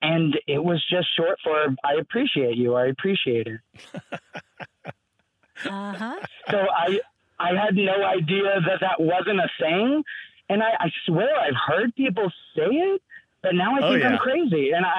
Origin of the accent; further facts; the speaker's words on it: Fort Worth, Texas, United States; I'm from Fort Worth, Texas.